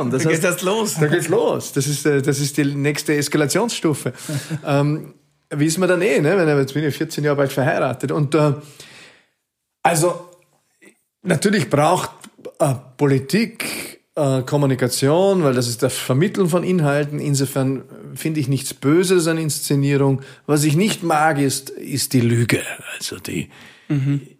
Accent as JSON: {"language": "German", "area": "Klostertal", "region": "Vorarlberg", "country": "Austria", "moved": "yes", "lives_now": "Vienna, Austria", "said": "Vorarlberg Jetzt. bin ich ein Klostertaler."}